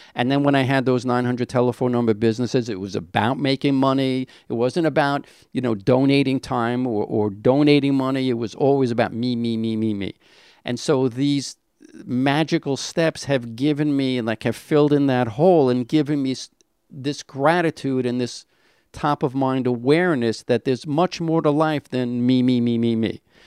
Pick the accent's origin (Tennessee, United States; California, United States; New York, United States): New York, United States; New York City; I was born in Brownsville. A little of a rough area